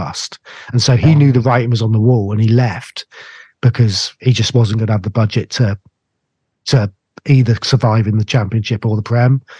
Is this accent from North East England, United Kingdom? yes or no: no; Cornwall, South West England, United Kingdom; I'm Cornish